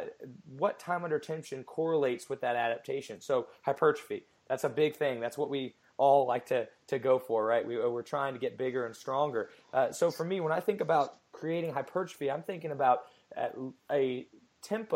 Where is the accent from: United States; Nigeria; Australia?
United States; Cincinnati, Ohio; moved away as an adult; now in Columbia, United States; I'm originally from Cincinnati, Ohio